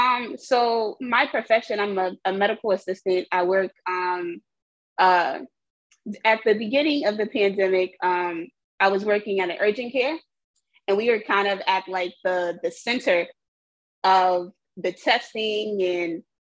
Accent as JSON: {"language": "English", "town": "New York City", "region": "New York", "country": "United States", "said": "I'm from Jamaica, Queens. I currently still reside in Jamaica, Queens."}